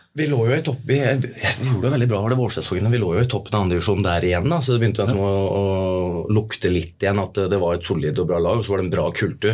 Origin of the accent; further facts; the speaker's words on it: Norway; jeg vokste jo opp på Røyselmobanen